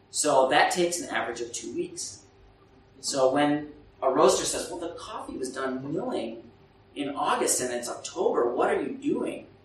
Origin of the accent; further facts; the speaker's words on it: Burundi; English is a second language; I come from Burundi where there's so many NGOs and the UN and the World Bank